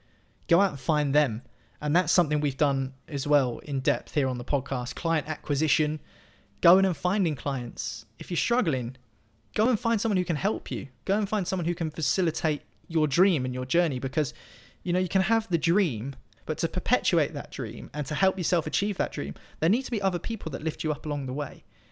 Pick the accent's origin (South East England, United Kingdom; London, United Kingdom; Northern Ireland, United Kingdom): South East England, United Kingdom; Fareham; I'm from Fareham. And anyone who knows that part of the world knows that Fareham's a town 10 miles away from Portsmouth.